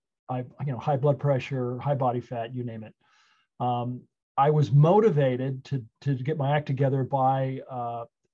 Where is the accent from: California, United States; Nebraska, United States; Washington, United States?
California, United States; Napa; I grew up in Napa, California, on a ranch, actually